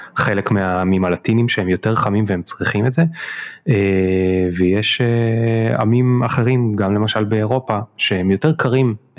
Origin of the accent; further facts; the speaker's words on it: Israel; אנחנו ישראלים